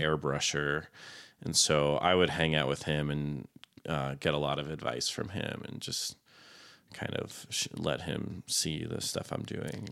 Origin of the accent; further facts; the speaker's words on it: Florida, United States; also born or lived in Plymouth, Massachusetts; I am essentially from Florida. Okay. I'm a Florida man